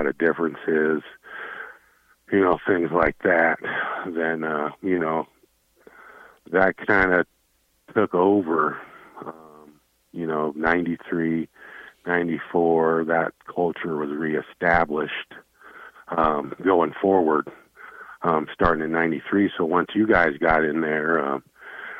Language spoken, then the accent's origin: English; Wyoming, United States; moved away; that was my home state